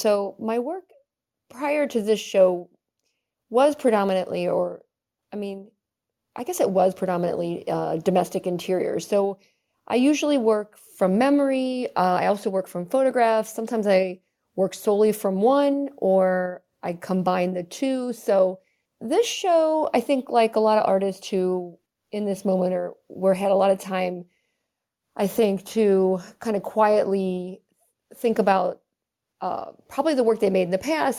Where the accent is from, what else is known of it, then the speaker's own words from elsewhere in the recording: Southern Ohio, United States; moved away as an adult; now in Chicago, United States; I grew up in Southern Ohio.